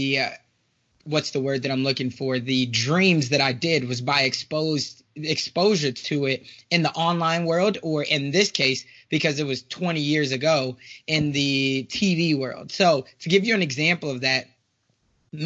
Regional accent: Chicago, Illinois, United States; moved away; I am originally from South Side of Chicago

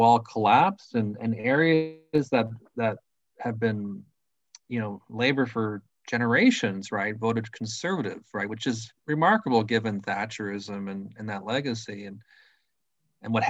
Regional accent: Thunder Bay, Ontario, Canada; moved away; I'm originally from Thunder Bay, Ontario, you know, a union town, Northern Ontario

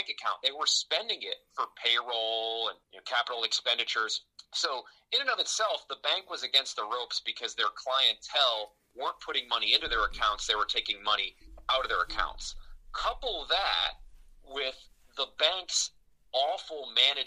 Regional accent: United States

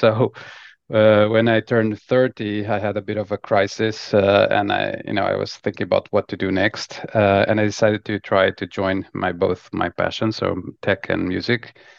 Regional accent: Lisbon, Portugal; I'm originally from Lisbon, Portugal, and started my career in consulting.

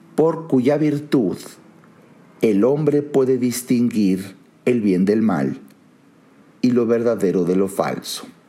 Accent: Mexico; Soy mexicano, conozco mi país, conozco la idiosincrasia, conozco la psicología social, eh, vivo aquí

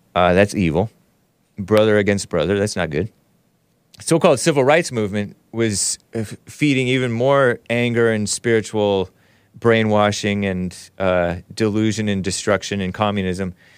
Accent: United States; I am native to this country. I was born here. My parents were born here.

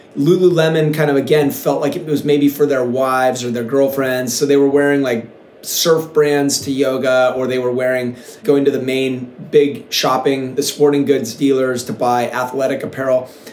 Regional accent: Seattle, Washington, United States; now in Encinitas, United States; when I was a kid, I grew up in Seattle

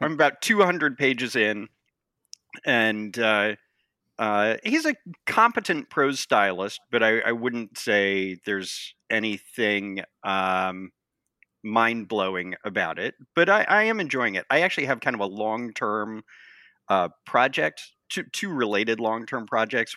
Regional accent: Montana, United States; moved away as an adult; also born or lived in San Francisco / East Coast; now in Washington, D.C., United States; I was born and raised in the West, uh, in Montana, and I left for college

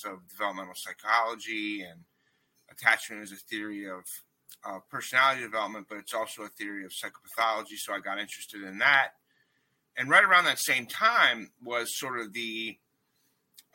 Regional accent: D.C., District of Columbia, United States; moved away as an adult; also born or lived in Erie, Pennsylvania; I grew up outside of Washington, D.C.

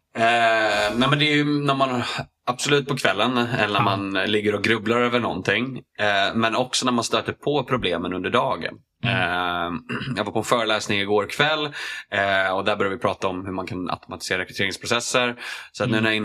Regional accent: Strängnäs, Södermanland, Sweden; moved away as an adult; jag flyttade dit när jag var ett och sen så flyttade jag därifrån när, eh, ja, vad var jag, 19

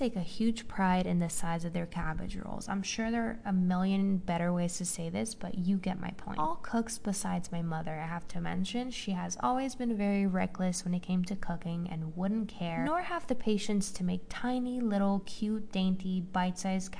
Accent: Romania; moved away as an adult; now in United States; I grew up in Romania. I'm half Romanian, half Hungarian, and I moved to the US 6 months ago.

